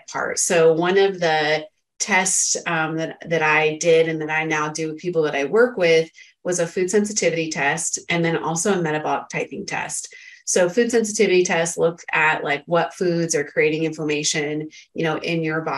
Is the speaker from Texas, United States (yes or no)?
no; Northern California, United States; also born or lived in San Diego, California; I grew up in Northern California in a farming area where there's a lot of pollen and stuff, right? And then I came down to Southern California, went to college in San Diego